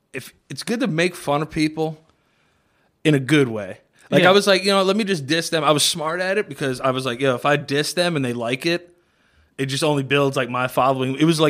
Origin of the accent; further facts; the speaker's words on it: Queens, New York, United States; I'm from Queens.